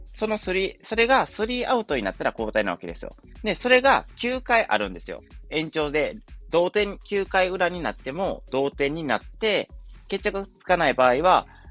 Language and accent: Japanese; Wakayama, Japan; 僕の出身地である和歌山